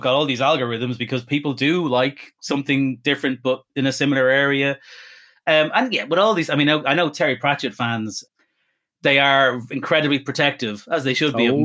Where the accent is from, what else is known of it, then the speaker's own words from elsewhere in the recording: Ireland; I'm Irish Catholic